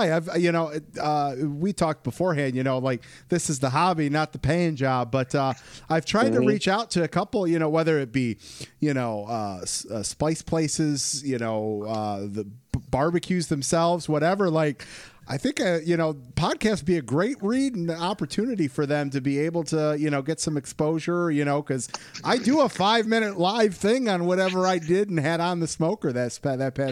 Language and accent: English; Michigan, United States; my home state, Portage, Michigan